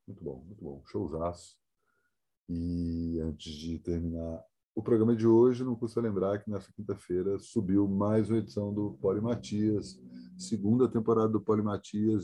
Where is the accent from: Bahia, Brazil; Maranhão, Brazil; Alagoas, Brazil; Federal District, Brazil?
Federal District, Brazil; Brasília; moved away; minha cidade de natal